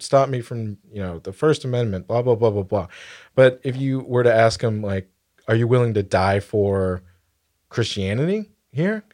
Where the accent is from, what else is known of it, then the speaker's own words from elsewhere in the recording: United States; I'm proud to be an American